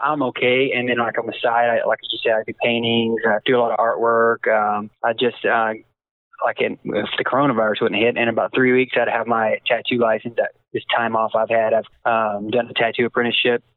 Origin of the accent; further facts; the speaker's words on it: Ferris, Texas, United States; It was in my hometown. That was my hometown claim to fame in Ferris, Texas